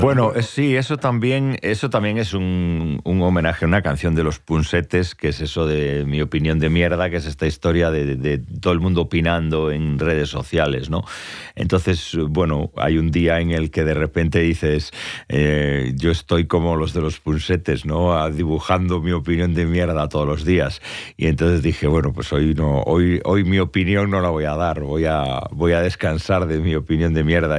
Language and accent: Spanish; Tui, Galicia, Spain; son las fiestas de mi pueblo, que son las fiestas de San Telmo, en Tui